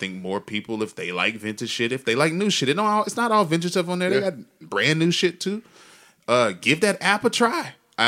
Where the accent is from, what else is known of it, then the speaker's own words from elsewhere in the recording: Texas, United States; I'm from Texas